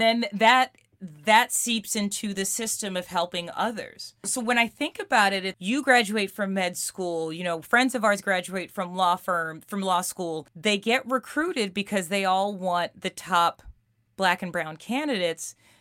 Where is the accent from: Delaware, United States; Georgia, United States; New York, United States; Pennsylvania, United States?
New York, United States; New York City; we grew up in Queens and and albeit different neighborhoods